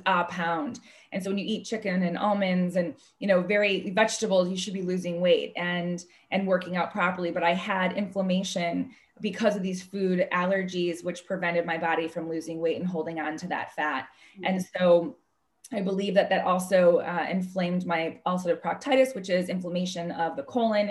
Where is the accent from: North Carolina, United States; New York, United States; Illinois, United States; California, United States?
Illinois, United States; Chicago; I'm originally from Chicago